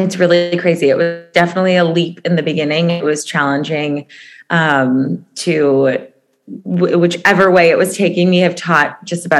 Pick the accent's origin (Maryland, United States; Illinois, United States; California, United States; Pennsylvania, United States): Illinois, United States; Chicago; moved away as an adult; now in Los Angeles, United States; I'm originally from Chicago, lived in LA for 9 years